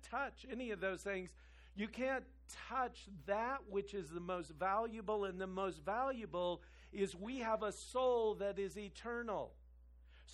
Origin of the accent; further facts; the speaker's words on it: Kansas, United States; moved away; I'm from Kansas